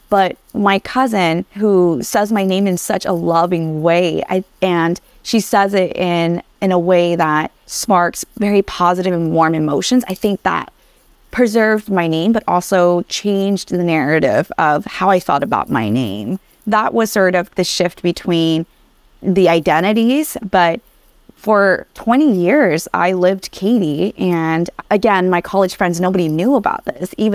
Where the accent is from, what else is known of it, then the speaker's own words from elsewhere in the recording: Vietnam; born there; And so most of my friends now had no idea that I was born in Vietnam